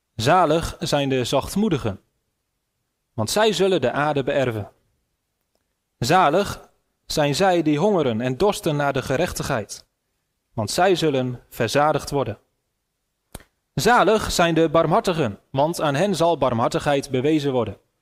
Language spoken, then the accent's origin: Dutch; Netherlands; Ik ben een Nederlander